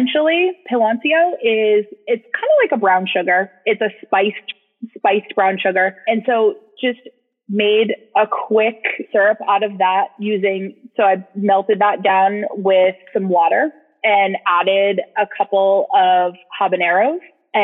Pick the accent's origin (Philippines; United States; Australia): United States; New England; now in Austin, United States; I am originally from New England, and which sometimes you can hear my voice, sometimes you can't. And now I live in Austin, Texas